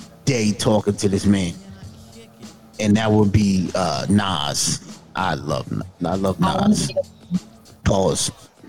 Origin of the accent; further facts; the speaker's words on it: New York City, New York, United States; I'm from Queens.